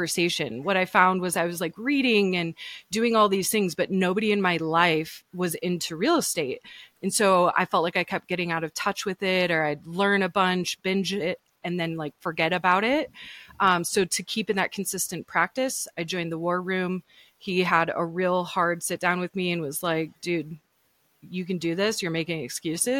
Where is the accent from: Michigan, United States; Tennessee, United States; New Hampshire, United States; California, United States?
Michigan, United States; moved away as an adult; now in Denver, United States; we grew up in Michigan